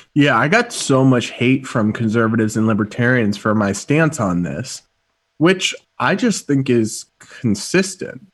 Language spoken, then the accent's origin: English; Massachusetts, United States; my home state of Massachusetts